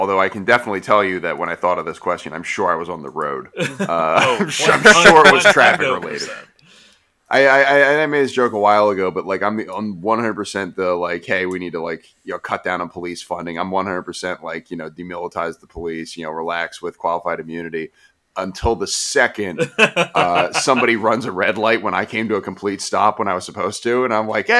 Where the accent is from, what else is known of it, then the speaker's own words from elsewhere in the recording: Bethlehem, Pennsylvania, United States; Like, I'm from Bethlehem and we fight.